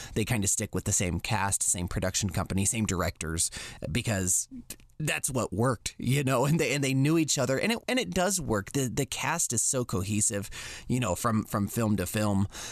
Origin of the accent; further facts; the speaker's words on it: United States; as a young boy growing up in America